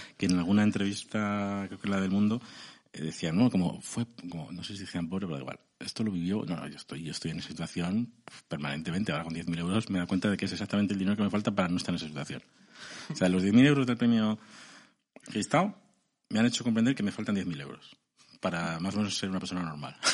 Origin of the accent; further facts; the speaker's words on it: Segovia, Castile and León, Spain; soy de Segovia castellano